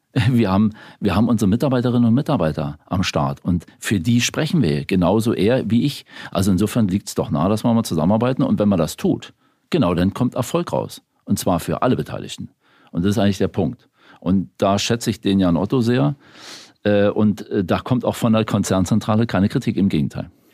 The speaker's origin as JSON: {"language": "German", "region": "Berlin", "country": "Germany", "tie": "born or raised there", "also_born_or_lived": "Bavaria", "said": "ich bin zwar in Bayern geboren, aber in Berlin aufgewachsen, in Spandau."}